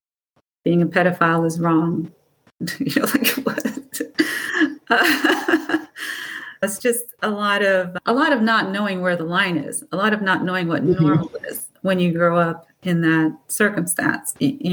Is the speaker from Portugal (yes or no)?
yes; Portugal; born there; I was born in Portugal, and I had a total of 5 brothers and sisters.